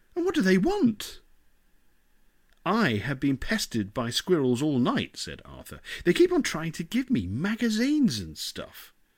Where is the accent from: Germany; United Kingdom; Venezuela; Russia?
United Kingdom; England; now in Denmark; I'm so English.